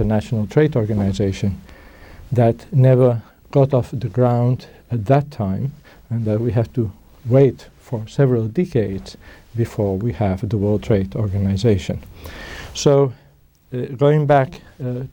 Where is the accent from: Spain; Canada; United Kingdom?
Spain; moved away; I'm originally from Spain